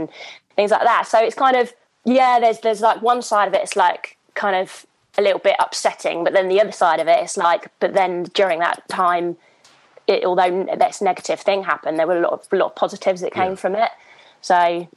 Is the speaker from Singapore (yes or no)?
no; Hythe, South East England, United Kingdom; now in London, United Kingdom; I grew up in Southampton, and I grew up on a farm in a little village called Hythe.